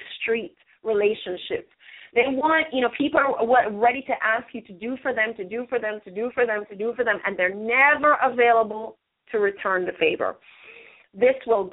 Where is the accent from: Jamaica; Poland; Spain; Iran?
Jamaica; now in United States; we're from Jamaica